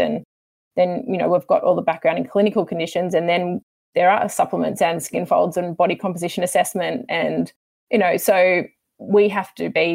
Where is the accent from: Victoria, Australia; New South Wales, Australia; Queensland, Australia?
New South Wales, Australia; Sydney; moved away as an adult; I'm from Sydney originally